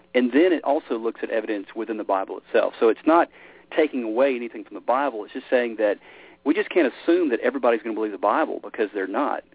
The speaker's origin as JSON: {"language": "English", "town": "Memphis", "region": "Tennessee", "country": "United States", "tie": "born or raised there", "said": "I grew up in Memphis, Tennessee. It's kind of where, uh, you know, I, kind of my roots"}